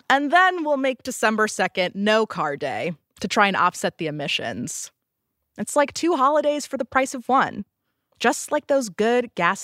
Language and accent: English; California, United States; I'm from California.